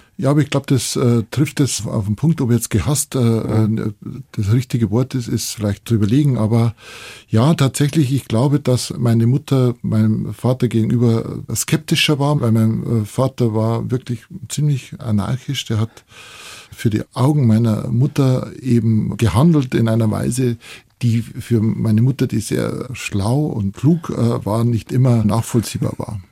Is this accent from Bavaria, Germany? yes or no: yes; Bavarian Forest, Germany; ich bin ja da aufgewachsen bei dem Haus